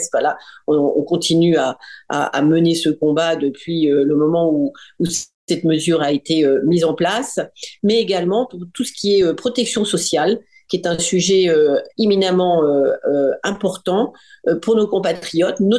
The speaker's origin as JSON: {"language": "French", "country": "France", "said": "je suis une Française de l'étranger, née à l'étranger, j'ai passé ma vie à l'étranger et, et, maintenant que je suis rentrée en France depuis une dizaine d'années"}